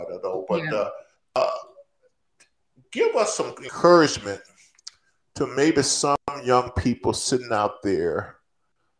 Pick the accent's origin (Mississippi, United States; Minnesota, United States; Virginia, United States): Mississippi, United States; Natchez; moved away; I'm going back to my hometown